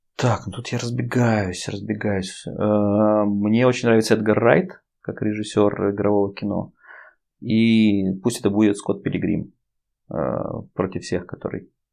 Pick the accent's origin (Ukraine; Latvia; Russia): Russia; Saint Petersburg; мы из Питера